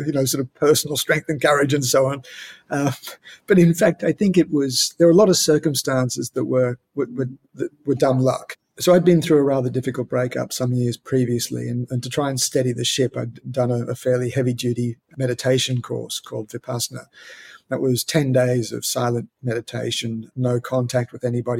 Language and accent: English; Australia; as an Australian